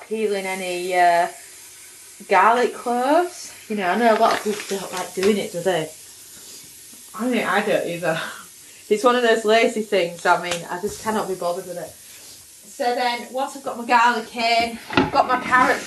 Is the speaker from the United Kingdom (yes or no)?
yes; United Kingdom; accent: UK; I'm UK based